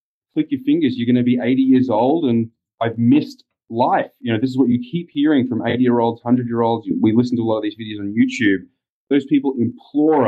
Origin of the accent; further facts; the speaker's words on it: Australia; moved away as an adult; now in United States; being Australian